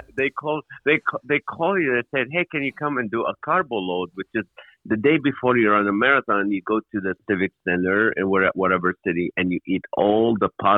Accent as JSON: {"language": "English", "country": "Kuwait", "tie": "born or raised there", "also_born_or_lived": "Nazareth, Israel", "moved": "yes", "said": "I was born in the Holy Land to a Christian Palestinian family. And then at age 3, my family moved to Kuwait, south of Iraq"}